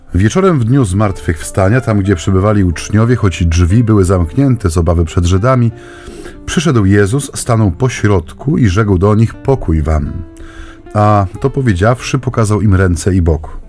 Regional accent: Silesian Voivodeship, Poland; U nas na Śląsku się właśnie tak często mówi

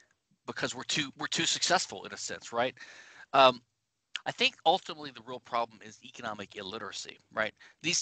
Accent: Louisiana, United States; I'm from Louisiana, the only civil law state in the United States.

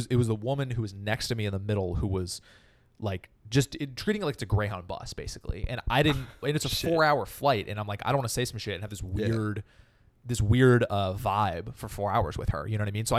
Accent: Berkeley, California, United States; moved away as an adult; also born or lived in Chicago; now in Los Angeles, United States; Yes, I grew up near Berkeley.

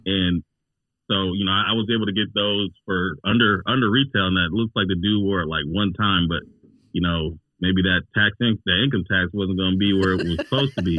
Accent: Cleveland, Ohio, United States; I'm from Cleveland originally

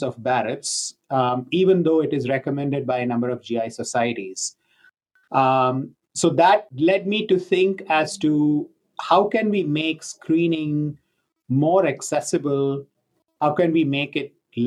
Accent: India; moved away; I grew up in India

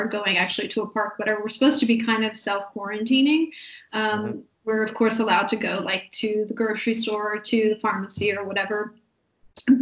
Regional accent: United States; moved away; I'm from the States

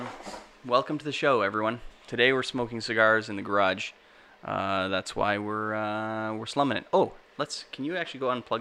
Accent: Canada; We're Canadian filmmakers

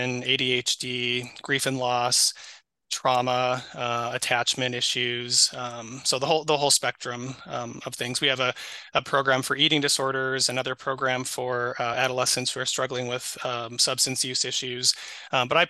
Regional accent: Twin Cities area, Minnesota, United States; also born or lived in Provo, Utah / Idaho; now in Rochester, United States; So born and raised in Minnesota. So not in Rochester, but I was born and raised up in the Twin Cities area. So Minneapolis, St. Paul suburbs

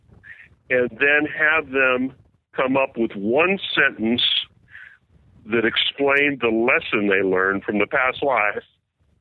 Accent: Westport, Connecticut, United States; born or raised there

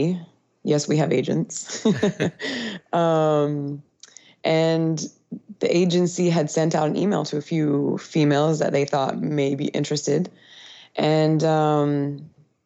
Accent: North Vancouver, British Columbia, Canada; moved away as an adult; also born or lived in Wyoming, United States / Europe; now in Honduras; I am originally from North Vancouver, British Columbia, Canada.

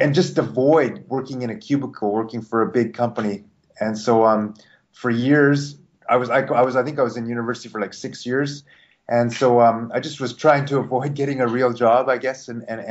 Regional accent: Canada; moved away as an adult; also born or lived in Japan; I'm Canadian

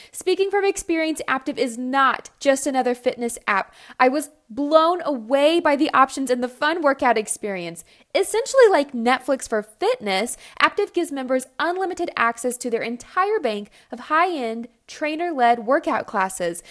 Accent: Texas, United States; I'm from Texas

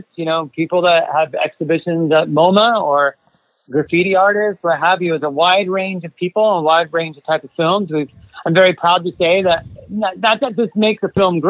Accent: United States; I'm from the United States originally

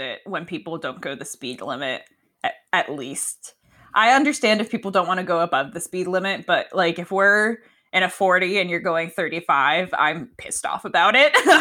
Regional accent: Connecticut, United States; now in Washington, United States; I grew up in Connecticut, and that's where I learned to drive

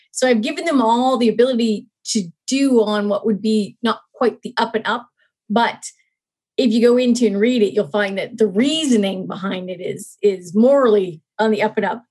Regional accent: Nova Scotia, Canada; I'm actually from Nova Scotia. So, I did grow up outside of a city in a more what we used to call sub suburban setting in Canada

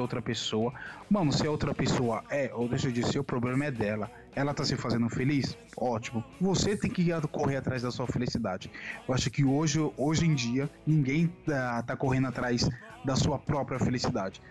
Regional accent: Brazil; eu falo por sendo brasileiro

